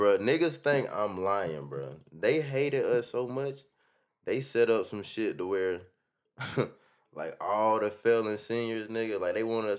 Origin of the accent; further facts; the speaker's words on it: Columbia County, Georgia, United States; I'm from Columbia County